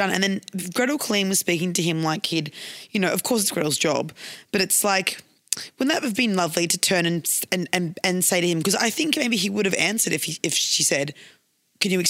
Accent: Queensland, Australia; Because I was from Queensland, babe.

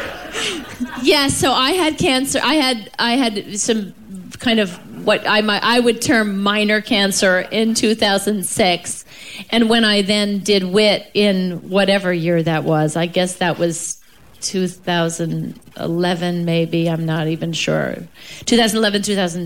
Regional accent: New York, United States; I'm from New York and my parents are from Chicago and Texas, respectively

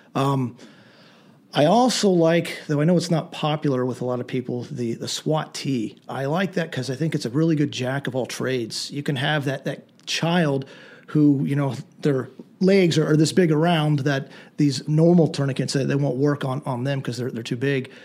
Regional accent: Lancaster County, southern Pennsylvania, United States; I grew up in Pennsylvania, southern Pennsylvania, in, in Lancaster County.

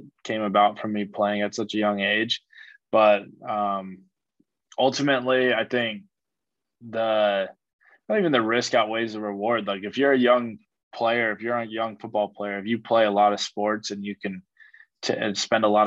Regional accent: San Diego, California, United States; moved away; growing up in San Diego, you know, you're essentially surrounded by the military.

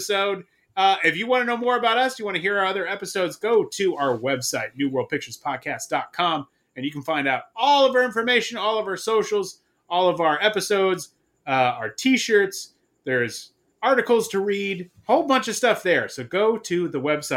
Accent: Southern California, United States; moved away; also born or lived in Midwest; growing up in Southern California

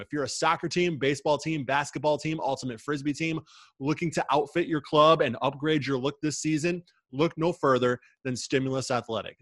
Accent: Midwest, United States; somebody who is born and raised in the Midwest

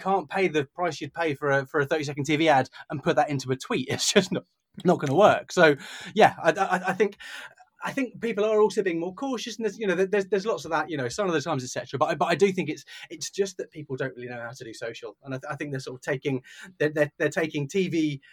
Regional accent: United Kingdom; we're British

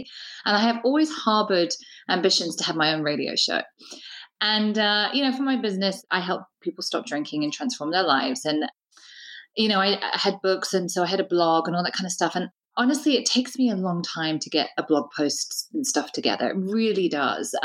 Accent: United Kingdom; we're both British

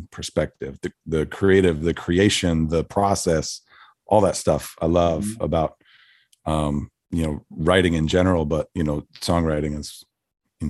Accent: Philadelphia, Pennsylvania, United States; also born or lived in Midwest / Northeast / New Jersey; now in Nashville, United States; I grew up around Philadelphia. I kind of lived a little bit of all over Midwest and Northeast

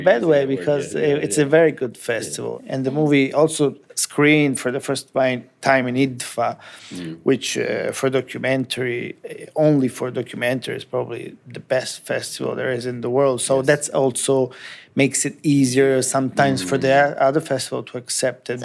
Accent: Italy; English is a second language; also born or lived in United States; I have grown up in Italy all my life.

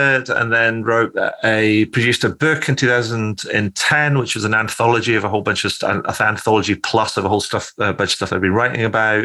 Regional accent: Scotland, United Kingdom; moved away as an adult; also born or lived in Cairo, Egypt / Edinburgh; So I'm originally from Scotland. I now kind of live back in Scotland, recently moved here to Edinburgh with my wife

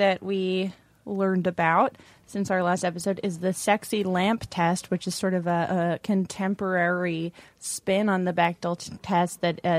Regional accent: New England, United States; accent: New England; I went to radio school to kill my New England accent and develop a very smooth delivery voice.

